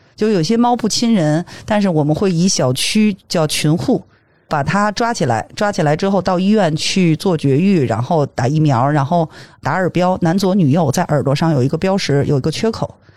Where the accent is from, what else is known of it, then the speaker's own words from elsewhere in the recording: Beijing, China; 在我们大北京，那个我土生土长，北京土著啊，在我们嗯。大北京